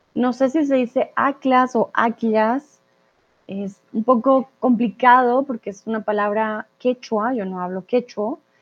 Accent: Colombia; now in Mexico; Soy de Colombia y soy tutora de español aquí en Chatterbox y ahora estoy en México

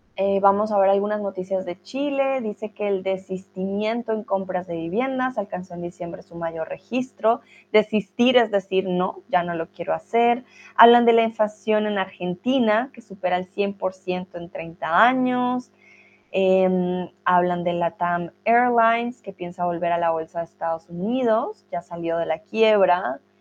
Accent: Colombia; now in Germany; Soy de Colombia, vivo en Alemania

